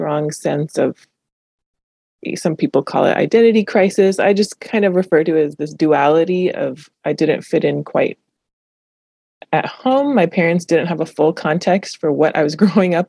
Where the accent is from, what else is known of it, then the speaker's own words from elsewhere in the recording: Los Angeles, California, United States; English is a second language; my sister and I were born here in Los Angeles.